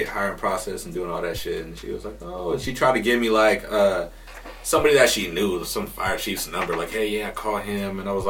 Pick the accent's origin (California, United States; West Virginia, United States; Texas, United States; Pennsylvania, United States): California, United States; San Diego; I grew up in Lincoln Park, San Diego. It's a lot of colored folks out there. A lot of Mexicans, a lot of Filipinos, dark-skinned Asians is what I like to call them, and black folks.